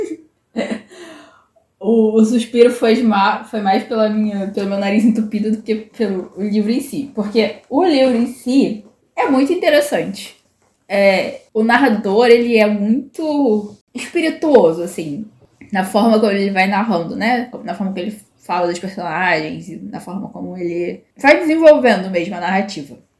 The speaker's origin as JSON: {"language": "Portuguese", "country": "Brazil", "said": "como boa brasileira"}